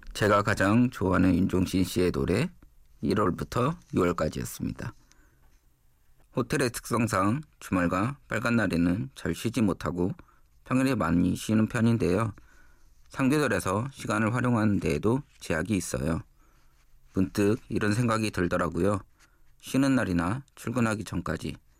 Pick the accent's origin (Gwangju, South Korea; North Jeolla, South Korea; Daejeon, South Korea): Gwangju, South Korea; moved away as an adult; also born or lived in Jeju; now in Seoul, South Korea; 태어나 자란 곳은 광주입니다.